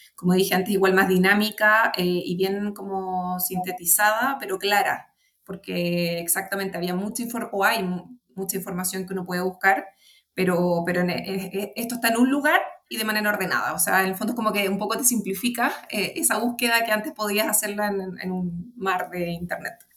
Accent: Chile; also born or lived in Santiago / Puerto Varas; yo podría ser Santiaguina y Puerto Varina

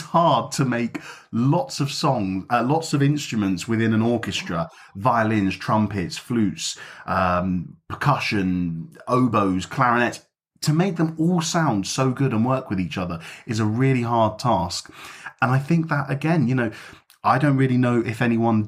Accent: London, United Kingdom; moved away; my hometown

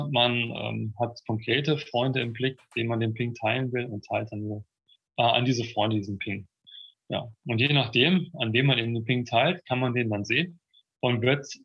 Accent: Munich, Bavaria, Germany; Eigentlich kommen wir aus München, aber jetzt gerade sitze ich eben in Hessen.

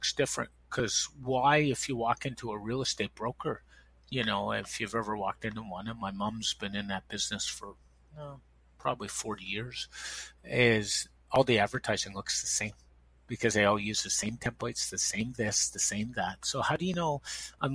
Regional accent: Toronto, Ontario, Canada; also born or lived in Montreal, Quebec; I was born in Montreal. I've lived in Toronto since 1983. My dad got transferred

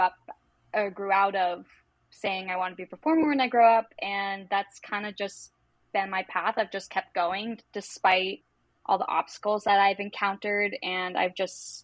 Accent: Massachusetts, United States; now in Chicago, United States; I'm originally from Massachusetts

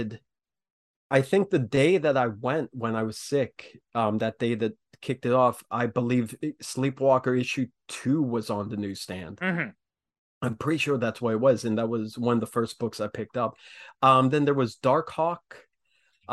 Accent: small town north of Pittsburgh, Western Pennsylvania, United States; I'm from Western Pennsylvania, just north of Pittsburgh

